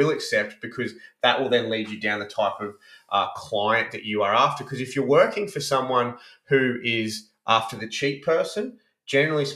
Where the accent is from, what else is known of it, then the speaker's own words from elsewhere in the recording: Brisbane, Queensland, Australia; moved away; I grew up in Brisbane